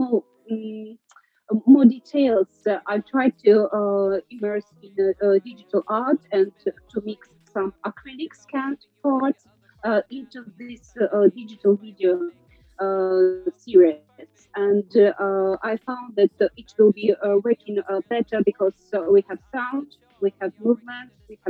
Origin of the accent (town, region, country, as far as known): Russia